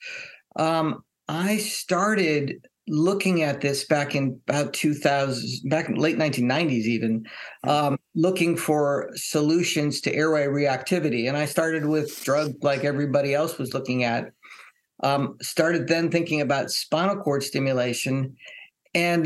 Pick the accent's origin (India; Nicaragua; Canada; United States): United States; Hawaii; I grew up in Hawaii